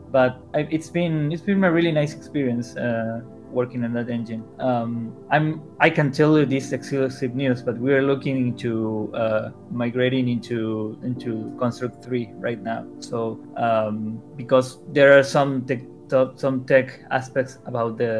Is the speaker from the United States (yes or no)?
no; Argentina; I'm from Argentina